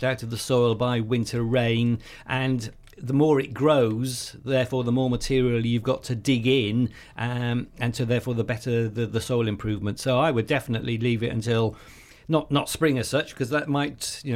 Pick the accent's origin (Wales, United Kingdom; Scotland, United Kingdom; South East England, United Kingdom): Wales, United Kingdom; I'm Welsh